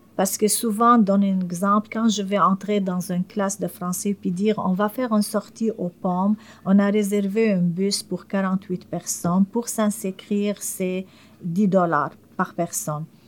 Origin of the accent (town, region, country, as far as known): Syria; French is a second language; moved away as an adult; now in Montreal, Canada